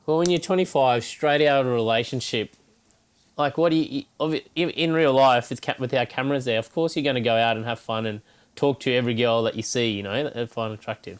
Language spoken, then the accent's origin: English; Cairns, Queensland, Australia; also born or lived in Brisbane; Cairns, my hometown